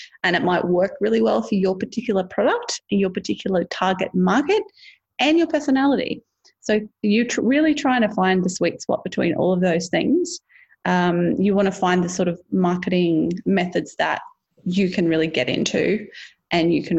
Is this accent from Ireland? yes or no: no; Australia; as an Australian